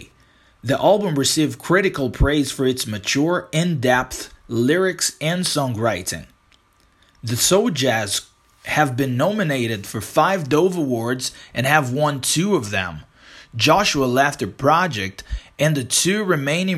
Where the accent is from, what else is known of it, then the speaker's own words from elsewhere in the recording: Brazil; English is a second language; I'm not American, I'm Brazilian.